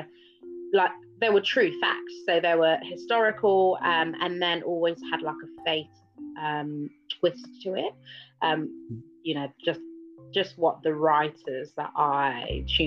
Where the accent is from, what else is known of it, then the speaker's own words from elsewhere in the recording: Buckinghamshire, South East England, United Kingdom; also born or lived in London; I grew up in Buckinghamshire